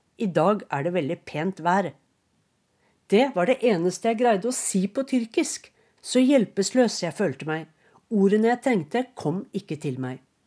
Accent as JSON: {"language": "Norwegian", "country": "Norway", "moved": "as an adult", "lives_now": "Istanbul, Turkey", "said": "jeg er fra Norge"}